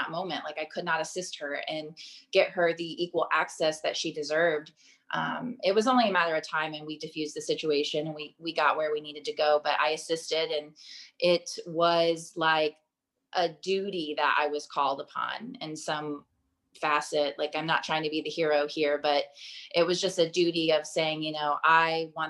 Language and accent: English; Texas, United States; I grew up in Texas on property